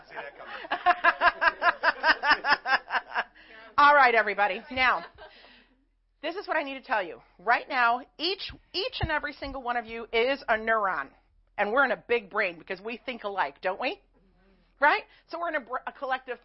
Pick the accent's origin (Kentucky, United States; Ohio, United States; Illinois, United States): Illinois, United States; Chicago; I'm also from Chicago, so I talk kind of fast